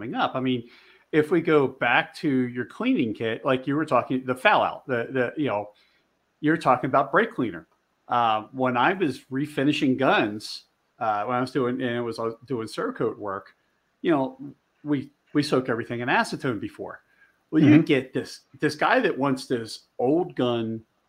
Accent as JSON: {"language": "English", "area": "outside of Philadelphia", "region": "Pennsylvania", "country": "United States", "tie": "born or raised there", "also_born_or_lived": "Delaware / Maryland", "moved": "yes", "lives_now": "Montana, United States", "said": "I grew up outside of Philly"}